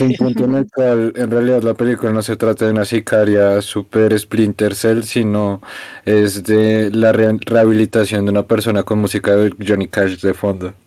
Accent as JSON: {"language": "Spanish", "country": "Colombia", "said": "los colombianos al exterior solo hablamos como paisas"}